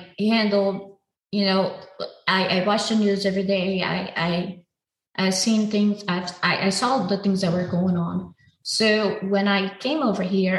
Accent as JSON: {"language": "English", "country": "Brazil", "tie": "born or raised there", "said": "my hometown has violence levels higher than war zones"}